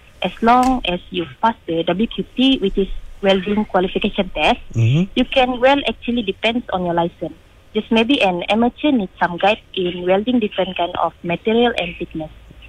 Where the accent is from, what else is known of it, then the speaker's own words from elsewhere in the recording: Kudat, Sabah, Malaysia; moved away as an adult; also born or lived in Kota Kinabalu; now in Pasir Gudang, Malaysia; I was born in Hospital Kudat on April 18, 1997, which is 26 this year. Okay. And originate from Sabahan.